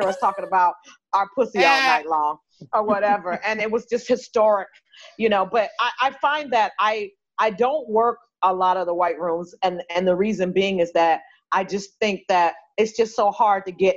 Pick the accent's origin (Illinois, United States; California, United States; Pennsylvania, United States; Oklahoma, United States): California, United States; Los Angeles; I'm from South Central